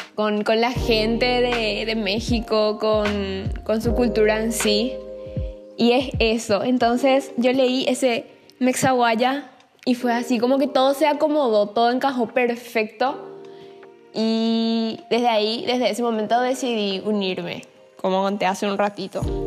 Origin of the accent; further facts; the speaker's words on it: Asunción, Paraguay; yo soy paraguaya, eh, nací en Asunción en el 2000